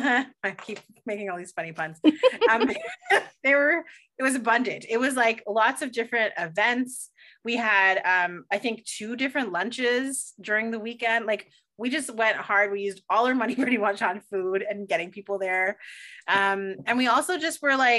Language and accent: English; Toronto, Ontario, Canada; I'm from Toronto